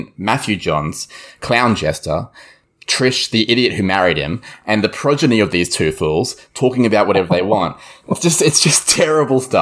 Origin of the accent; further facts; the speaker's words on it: Queensland, Australia; as a Queenslander